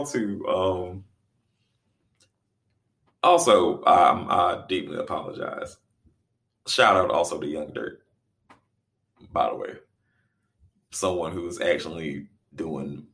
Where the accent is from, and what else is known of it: Reidsville, North Carolina, United States; born or raised there; also born or lived in Raleigh, North Carolina